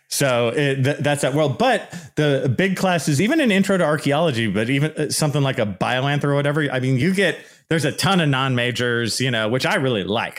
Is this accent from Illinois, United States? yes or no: no; Bay Area, California, United States; also born or lived in Santa Barbara / Los Angeles / Riverside; So I'm originally from the Bay Area. And then I went to like Santa Barbara, then I went a little lower, and I went to the LA area and then ultimately to Riverside.